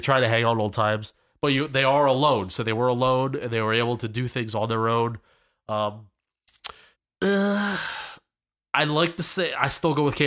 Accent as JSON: {"language": "English", "region": "Pennsylvania", "country": "United States", "said": "we're from the Pennsylvania area"}